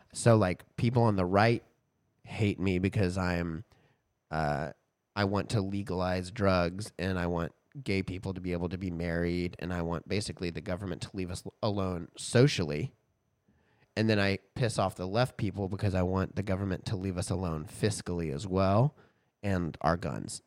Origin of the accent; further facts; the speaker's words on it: Texas, United States; growing up in Texas, growing up in churches